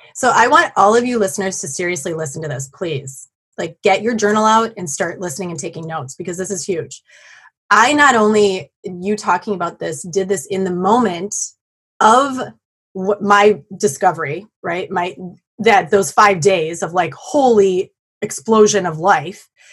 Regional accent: Black Earth, Wisconsin, United States; near my hometown of Black Earth

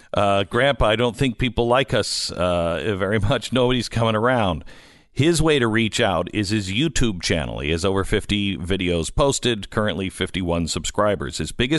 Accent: Bellingham, Washington, United States; I grew up just outside of Bellingham, Washington, and I had a pen pal, and he was in, I think, Troy, New York.

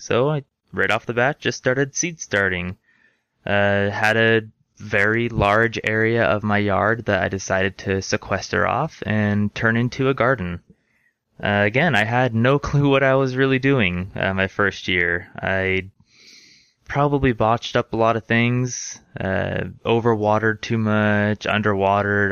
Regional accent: Orange County, Southern California, United States; moved away as an adult; now in Utah, United States; I was raised in Southern California, right in the heart of Orange County

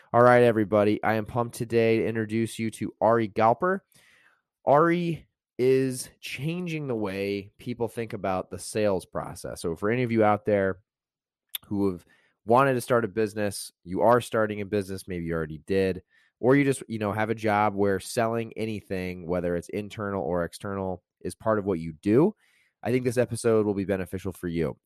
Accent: Santa Barbara, California, United States; I'm actually from Santa Barbara

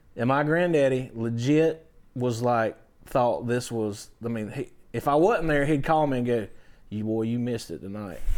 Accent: Valdosta, Georgia, United States; I'm from Valdosta

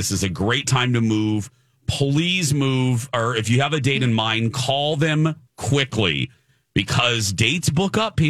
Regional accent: Michigan, United States; moved away; In Michigan, near my hometown.

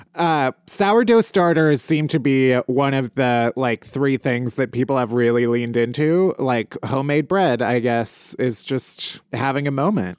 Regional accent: Midwest, United States; I was raised very Midwestern.

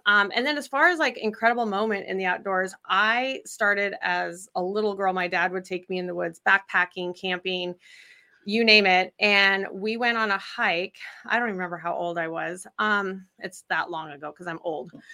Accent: Idaho, United States; moved away as an adult; I'm originally from Idaho

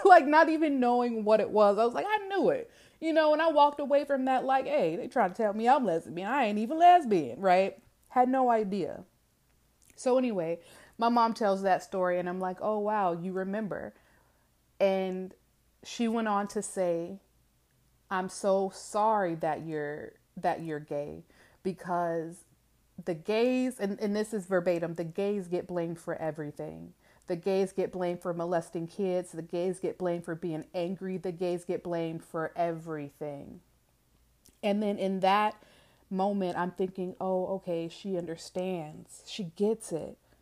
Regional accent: Georgia, United States; I am from the South, okay? Not only the South, but from Georgia

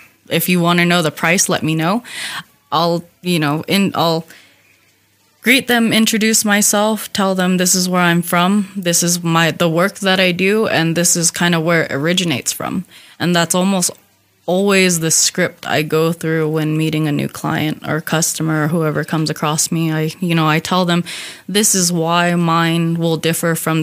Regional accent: Hopi, Arizona, United States; I'm from Hopi

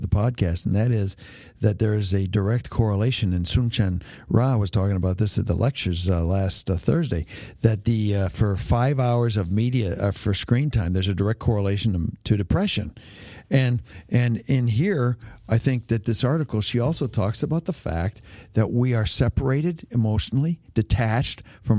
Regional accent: Hamilton, Ontario, Canada; When I grew up in Hamilton, Ontario, Canada, all my friends' dads were factory workers in steel factories.

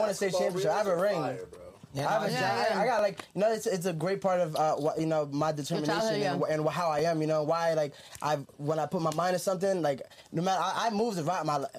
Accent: New Jersey, United States; moved away as an adult; now in Las Vegas, United States; I'm from Jersey.

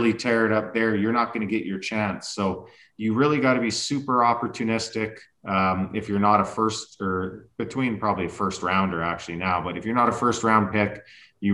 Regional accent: Lethbridge, Alberta, Canada; moved away; just stayed in Lethbridge, Alberta, where I grew up playing club hockey all the way until, well, actually I even played junior too. So I was able to play in my hometown pretty long time

